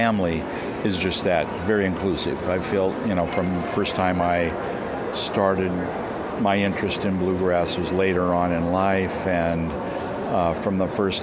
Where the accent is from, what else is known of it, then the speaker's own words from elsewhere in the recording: Flagler Beach, Florida, United States; We're from Flagler Beach, Florida